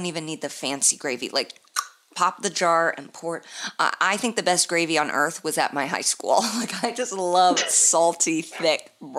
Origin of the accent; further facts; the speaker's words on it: Indianapolis, Indiana, United States; moved away; It's obviously my hometown, Helium, in downtown Indianapolis.